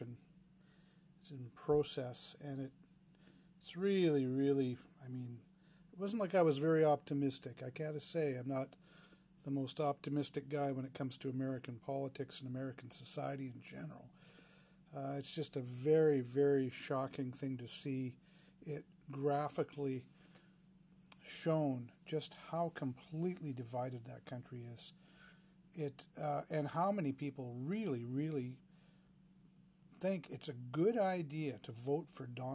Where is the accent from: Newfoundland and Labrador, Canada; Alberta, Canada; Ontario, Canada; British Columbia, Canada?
British Columbia, Canada; Vancouver; I'm a pretty localized Vancouver guy